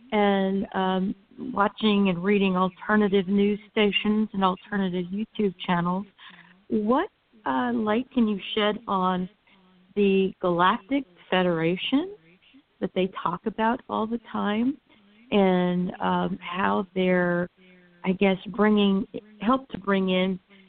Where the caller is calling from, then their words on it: Central Florida, United States; I'm calling from Central Florida.